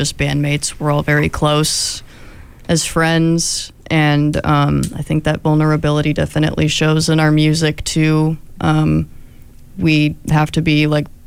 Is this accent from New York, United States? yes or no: no; Sacramento, California, United States; now in Eugene, United States; my hometown of Sacramento